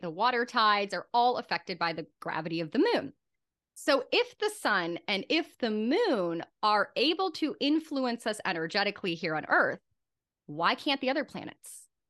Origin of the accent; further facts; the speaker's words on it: Germany; moved away; my home country of Germany